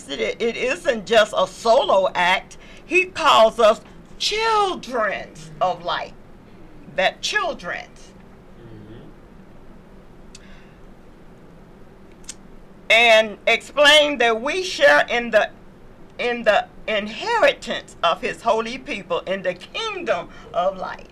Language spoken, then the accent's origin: English; the South, United States; moved away; I come from the South